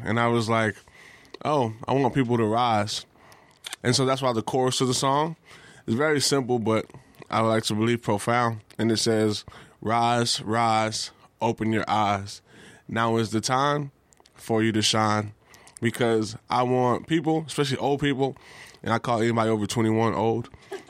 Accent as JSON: {"language": "English", "region": "Texas", "country": "United States", "accent": "drawl", "said": "Yeah, I'm from Texas, so I speak with a draw."}